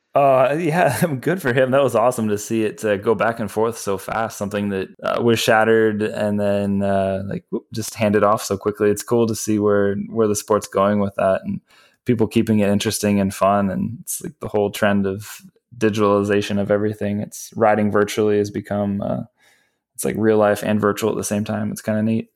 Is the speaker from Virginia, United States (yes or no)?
yes; Virginia, United States; now in Los Angeles, United States; I grew up in Virginia